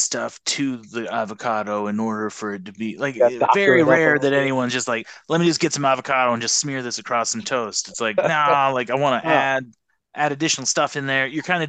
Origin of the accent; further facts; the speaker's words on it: Canada; as a Canadian